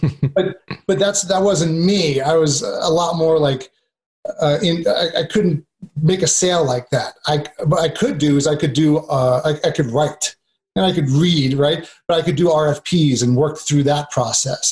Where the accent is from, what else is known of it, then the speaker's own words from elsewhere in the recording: New York, United States; moved away; I'm originally from New York